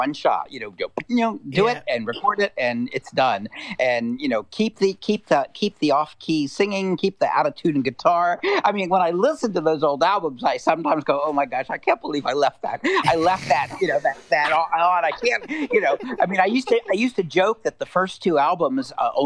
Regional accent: United States; growing up outside of Washington, it was a political town.

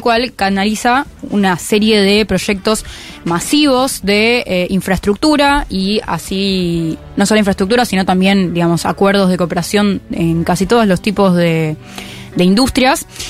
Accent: Argentina; yo soy argentina

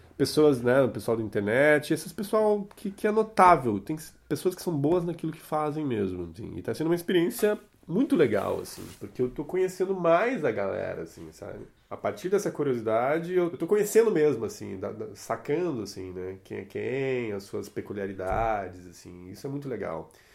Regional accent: Curitiba, Paraná, Brazil; also born or lived in Ribeirão do Pinhal, Paraná; Eu sou nascido no interior do Paraná, numa cidadezinha chamada Ribeirão do Pinhal. E cheguei em Curitiba com 12 dias de vida. Ah. Enfim, sou curitibano

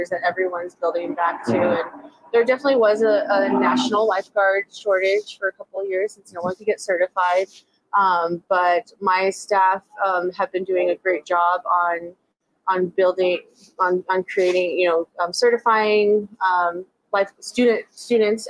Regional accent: Las Cruces, New Mexico, United States; Born and raised. Still a stone throw from actually the house that I was born in.

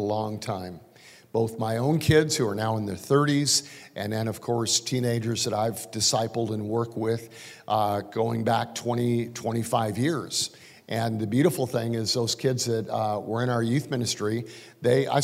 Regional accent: Calgary, Alberta, Canada; moved away as an adult; now in United States; I'm actually kind of raised most of my life in Calgary. At least my teenage young years, I guess. And I moved to the United States in 1984.

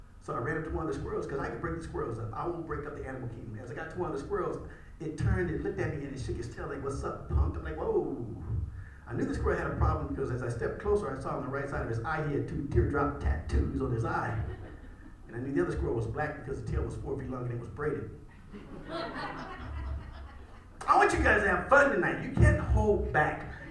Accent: Indiana, United States; I'm Midwest, I'm from Indiana

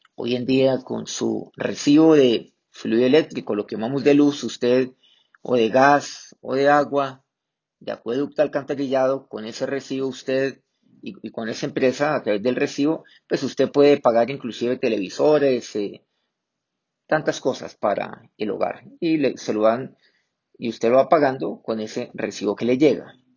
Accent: Colombia; aquí en mi país, pues, eh, la cocina colombiana

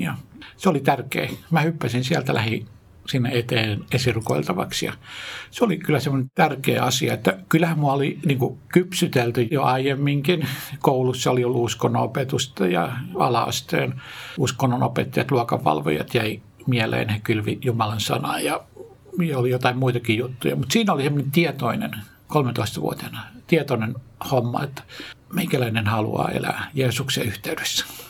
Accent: Jyväskylä, Central Finland, Finland; moved away; also born or lived in Tikkakoski; Mä oon lähtöisin Keski-Suomesta, Jyväskylästä, syntynyt Tikkakoskella ja siellä Palokassa sitten asunut ja varttunut, kasvanut nuoreksi

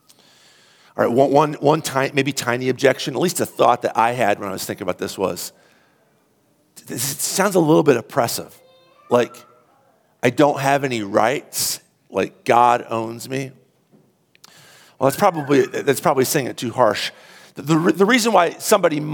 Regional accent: United States; we're Americans

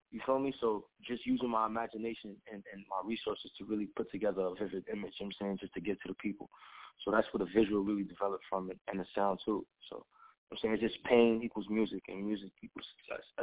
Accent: New York City, New York, United States; I'm from Brooklyn, New York and shit. Uh, I was born in Flatbush. I was raised in Canarsie, but I represent Canarsie all the way.

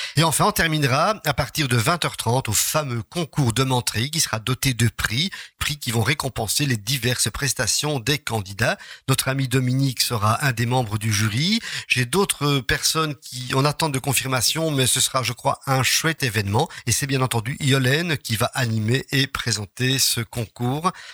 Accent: Charleroi, Wallonia, Belgium; Quand on est de Charleroi

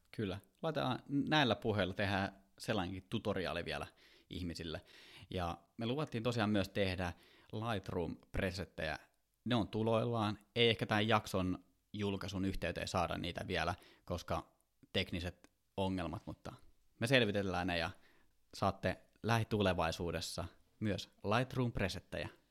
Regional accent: Kouvola, Kymenlaakso, Finland; moved away; mä oon Kouvolasta kotoisin

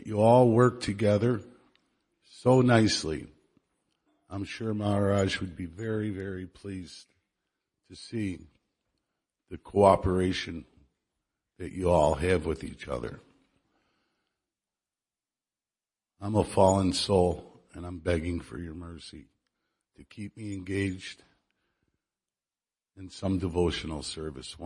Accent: Chicago, Illinois, United States; now in Dallas, United States; I'm from Chicago

